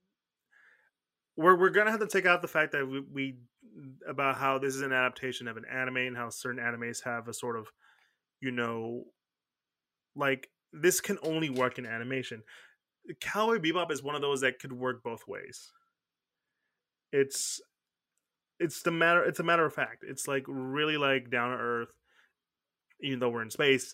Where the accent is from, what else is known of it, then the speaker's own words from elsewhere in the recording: Houston, Texas, United States; We're from Houston. The closest thing we have to, like, a big body of water is Galveston Beach.